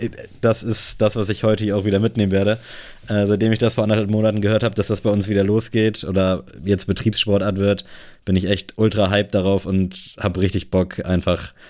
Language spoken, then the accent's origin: German; Buxtehude, Lower Saxony, Germany; bei uns in Buxtehude